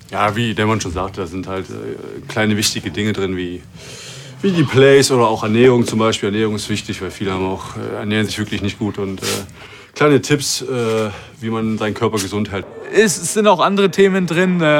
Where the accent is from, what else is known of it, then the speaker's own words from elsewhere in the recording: Austria; Und als Österreicher muss ich natürlich Skifahren sagen, auch wenn ich ah. selten bis nie dazu komme.